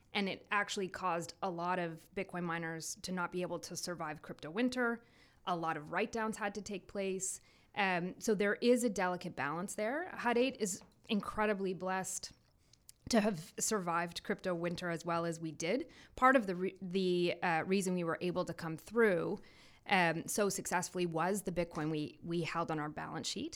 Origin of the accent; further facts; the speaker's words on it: Belleville, Ontario, Canada; also born or lived in Ottawa; I am originally from Belleville, Ontario